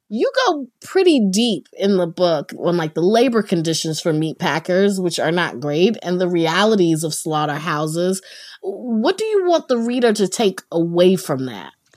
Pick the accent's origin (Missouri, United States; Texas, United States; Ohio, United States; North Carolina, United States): North Carolina, United States; I grew up in North Carolina